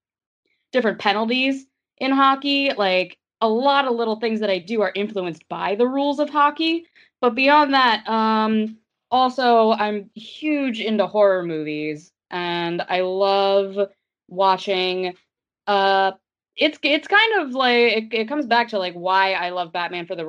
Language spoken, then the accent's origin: English; Philadelphia, Pennsylvania, United States; growing up in the Philly area